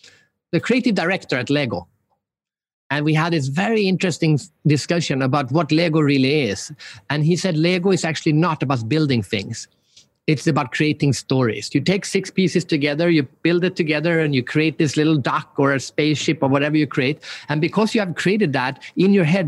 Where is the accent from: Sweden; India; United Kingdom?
Sweden; I'm from Sweden